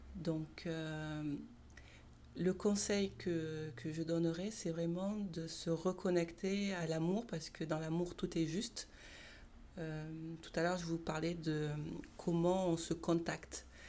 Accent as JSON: {"language": "French", "town": "Marseille", "region": "Provence-Alpes-Côte d'Azur", "country": "France", "tie": "born or raised there", "said": "Je suis née à Marseille, j'ai grandi à Marseille"}